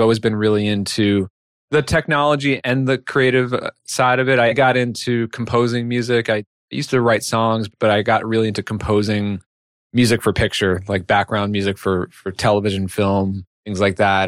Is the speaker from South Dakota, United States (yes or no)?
no; New York, United States; moved away as an adult; also born or lived in Chicago; now in Connecticut, United States; I'm from New York originally.